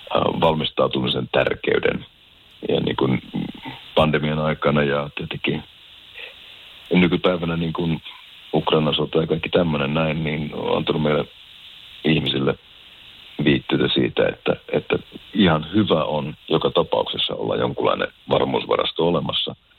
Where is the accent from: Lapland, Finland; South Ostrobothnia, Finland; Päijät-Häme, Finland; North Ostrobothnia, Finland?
Lapland, Finland; Keminmaa; now in France; Kimin, Kiminmaa on mun kotikunta, että täytyy sanoa, että sieltä Lounaislapista on kotoisin